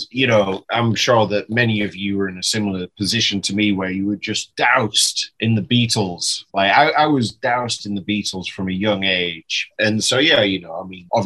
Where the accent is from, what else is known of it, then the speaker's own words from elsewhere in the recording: England, United Kingdom; moved away; as a English fella